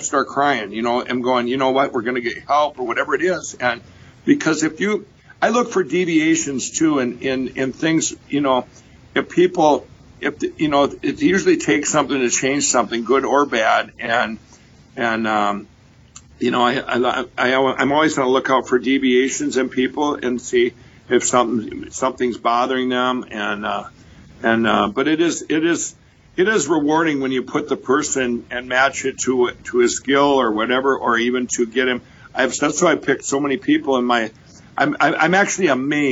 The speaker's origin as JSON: {"language": "English", "town": "Chaska", "region": "Minnesota", "country": "United States", "tie": "born or raised there", "said": "I grew up in Chaska, Minnesota"}